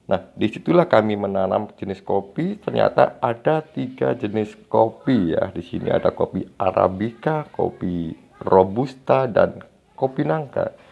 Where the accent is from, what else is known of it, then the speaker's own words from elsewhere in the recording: Pucangan, Central Java, Indonesia; born there; saya lahir di Desa Pucangan, Kecamatan Ambal Kabupaten Kebumen Jawa Tengah Indonesia